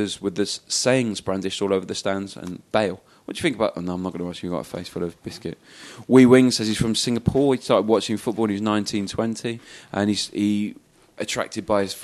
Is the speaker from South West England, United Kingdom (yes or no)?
no; Cardiff, Wales, United Kingdom; I grew up in Cardiff